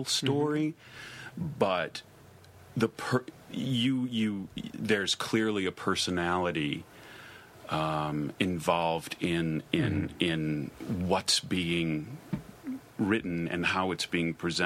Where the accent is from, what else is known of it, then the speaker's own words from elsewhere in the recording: Chicago, Illinois, United States; also born or lived in Los Angeles; now in Provincetown, United States; I grew up in Chicago and then I lived